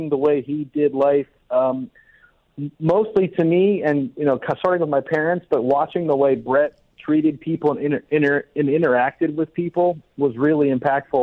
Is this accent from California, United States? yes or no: no; Atlanta, Georgia, United States; also born or lived in New Jersey; now in Seattle, United States; I grew up in Atlanta. I was born in New Jersey, but I grew up in Atlanta.